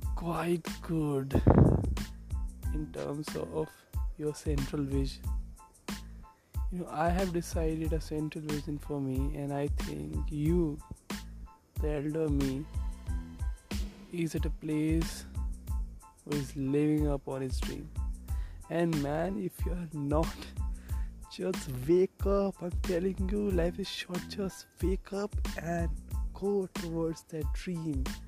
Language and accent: English; India; I'm an Indian